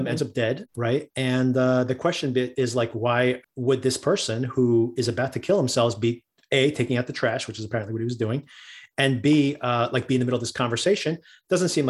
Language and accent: English; Newark, New Jersey, United States; I grew up in Newark, which is a city right across the street from New York, right across the river from New York